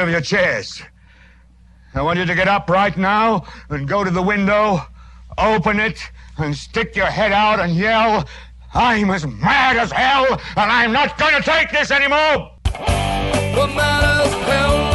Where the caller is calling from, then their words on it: New York City, New York, United States; I'm calling from New York City.